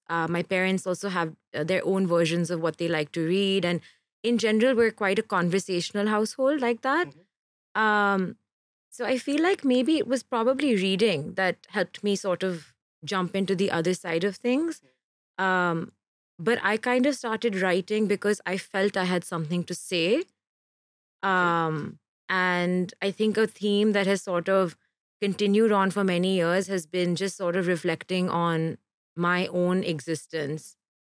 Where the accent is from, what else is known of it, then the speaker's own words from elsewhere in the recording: Kerala, India; born there; I actually wasn't. I was born in Kerala.